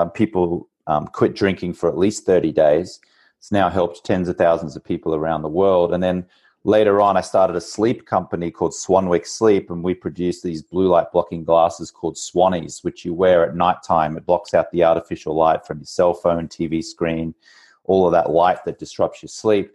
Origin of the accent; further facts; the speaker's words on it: Brisbane, Queensland, Australia; moved away as an adult; also born or lived in New York / Austin / Bogota / Medellin; now in Venice Beach, United States; I grew up in Australia on the East Coast in Brisbane, about an hour from the Gold Coast